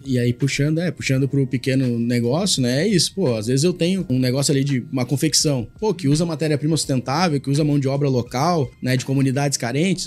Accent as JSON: {"language": "Portuguese", "town": "Porto Alegre", "region": "Rio Grande do Sul", "country": "Brazil", "said": "eu como porto-alegrense, né, e, e, gaúcho, tenho um pouco de bairrismo"}